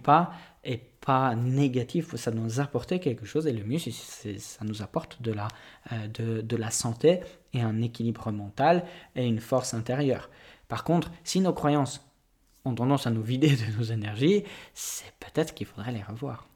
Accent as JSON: {"language": "French", "country": "Poland", "moved": "yes", "said": "je suis polonais."}